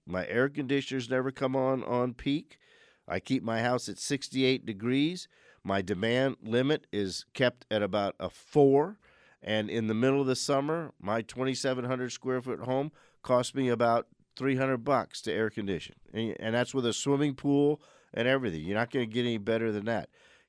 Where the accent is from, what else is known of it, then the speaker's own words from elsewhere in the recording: New Orleans, Louisiana, United States; growing up in New Orleans before air conditioning, we had what were called whole house fans